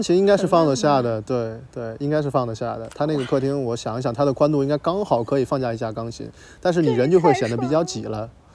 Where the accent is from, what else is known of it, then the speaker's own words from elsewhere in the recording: Tianjin, China; 我是天津人，然后我就是哦，算是一个沿海城市长大的